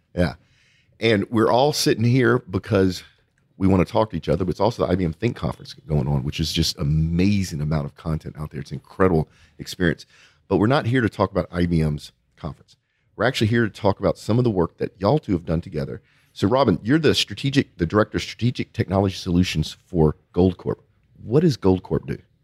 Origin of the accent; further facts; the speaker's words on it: Cajun, Louisiana, United States; accent: Cajun; my Cajun accent